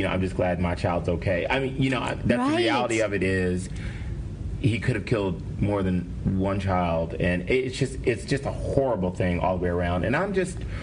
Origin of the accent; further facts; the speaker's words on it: Cleveland, Ohio, United States; I'm from Cleveland, and we have, like, a pack mentality.